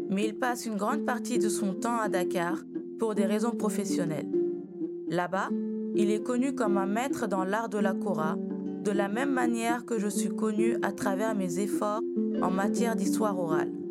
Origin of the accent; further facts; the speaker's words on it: Sandoukouank, Upper River, Gambia; born there; Bonjour, c'est votre griot … qui vient à nouveau vous enseigner une nouvelle histoire. Je suis né à Sandoukouank dans la province de Bassé en Gambie.